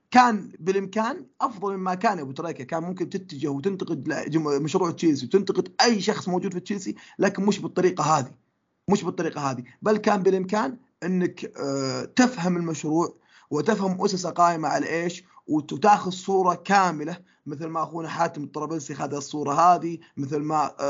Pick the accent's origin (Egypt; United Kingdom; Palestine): United Kingdom; London; born there; هو انا من مواليد لندن لكن انتمائي للنادي هذا ما جاء عشان في لندن